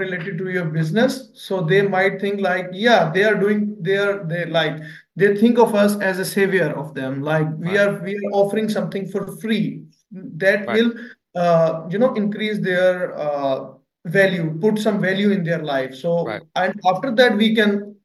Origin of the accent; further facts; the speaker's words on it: Pakistan; I'm from Pakistan